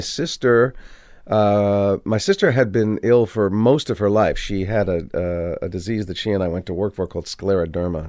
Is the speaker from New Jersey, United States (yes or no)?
yes; Maplewood, New Jersey, United States; also born or lived in Livingston, New Jersey; when I was twelve or thirteen, we moved from Maplewood to Livingston